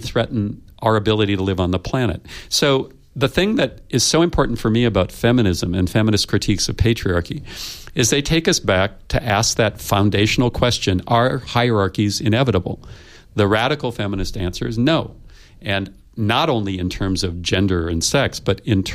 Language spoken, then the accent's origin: English; United States; I come from the United States, where we are still struggling with white supremacy.